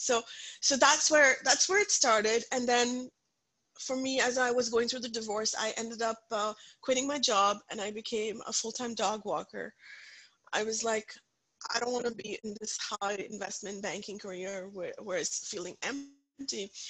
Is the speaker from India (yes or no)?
yes; Punjab, India; English is a second language; moved away; I come from a very very conservative Punjabi family. I grew up in India